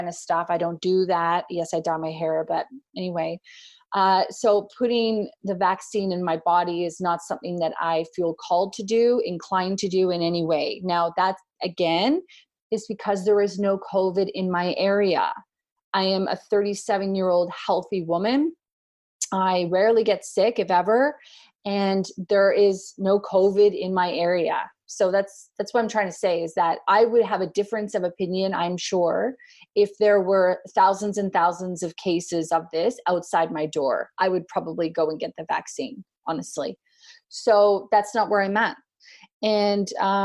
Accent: Canada; also born or lived in North Queensland, Australia; now in Australia; I'm a Canadian. I live in Australia

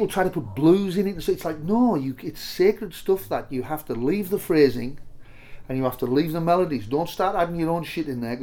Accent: Cumbria, North West England, United Kingdom; we're both from Cumbria

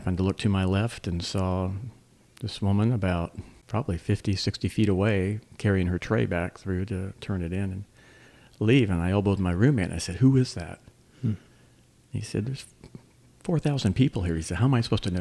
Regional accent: Montara, California, United States; also born or lived in Greenville, South Carolina; now in Alamance County, United States; I grew up in the San Francisco Bay Area, a little town called Monterra, unincorporated, just right on the beach, about 20 miles south of the city

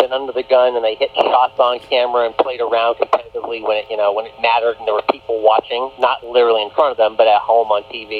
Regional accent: New England, United States; now in Austin, United States; you and I grew up in the New England, you know, Atlantic coast area

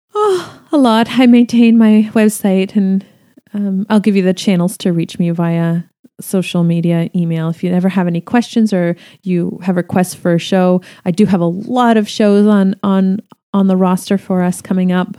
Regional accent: Canada; I'm Canadian

